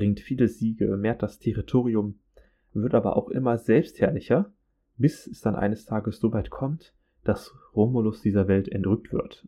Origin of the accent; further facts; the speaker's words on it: Germany; bei uns in Deutschland